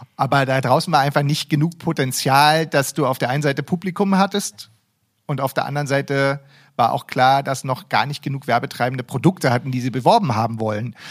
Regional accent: Berlin, Germany; ich als Berliner

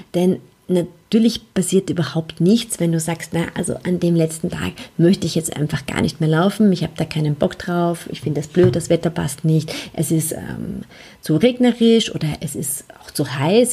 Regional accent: Vienna, Austria; Ich bin in Wien aufgewachsen, ähm, auch auf die Welt gekommen

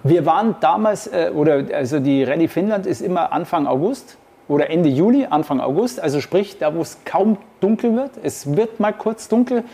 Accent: Munich, Bavaria, Germany; ich bin eigentlich als gebürtiger Münchner

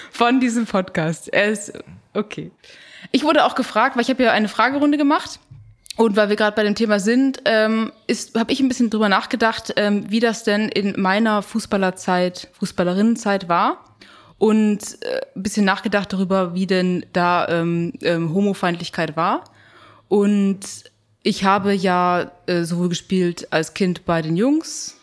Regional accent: Bavaria, Germany; ich bin in Bayern aufgewachsen

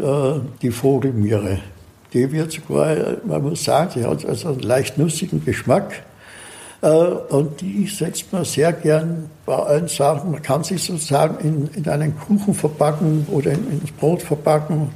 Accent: Austria; moved away as an adult; now in Assmannshausen, Germany; Ich bin gebürtig eigentlich aus Österreich. Hört man?

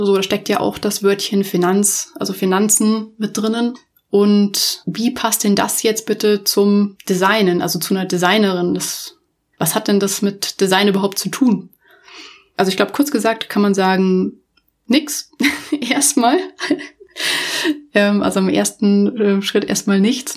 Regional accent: Munich, Bavaria, Germany; ich komme tatsächlich auch ursprünglich aus München, also ich bin ein Münchner Kindel

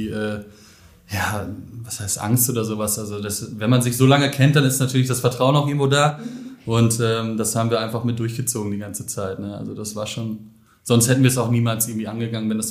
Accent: Billerbeck, North Rhine-Westphalia, Germany; 29 Jahre alt. Ich bin einer der Ms von M2. Ähm, ja, ich komme gebürtig aus Billerbeck, schon ewig.

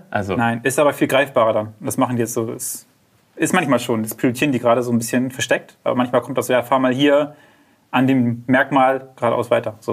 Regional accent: Wismar, Mecklenburg-Vorpommern, Germany

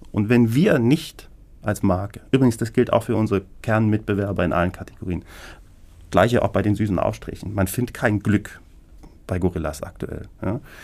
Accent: Berlin, Germany; als geborener Berliner

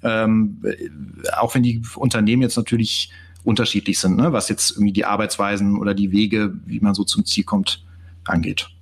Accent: Cologne, North Rhine-Westphalia, Germany; habe BWL in Köln studiert, bin auch Kölner

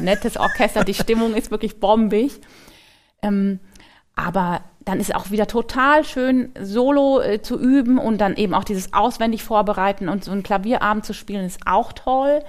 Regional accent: Frankfurt am Main, Hesse, Germany; moved away as an adult; also born or lived in Cologne; now in Mannheim, Germany; Ich bin in Frankfurt am Main geboren und da war ich auch ähm, bis zum Abitur

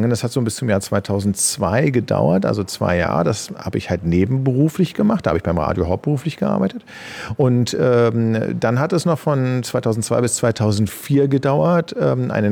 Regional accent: Berlin, Germany; Berlin ist meine Heimatstadt. Also hier lebe ich seit 46 Jahren. Ich habe Berlin nicht verlassen.

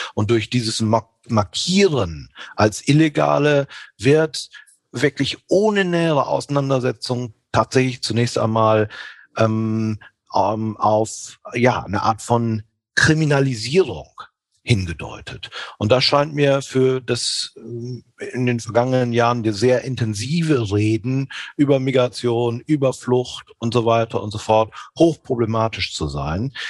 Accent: northwest Germany, Germany; Also ich als echter Norddeutscher aus dem Nordwesten kommt

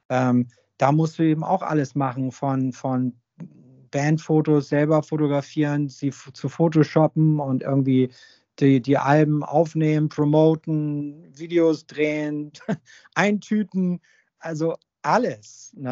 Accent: Hamburg, Germany; weil ich bin ja sozusagen am Großneumarkt groß geworden, wenn man so will. Und ähm, das ist im Portugiesenviertel.

